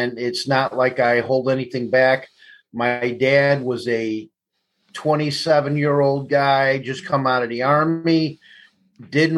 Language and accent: English; Elmwood Park, Illinois, United States; I grew up in Elmwood Park and on the northwest side of Chicago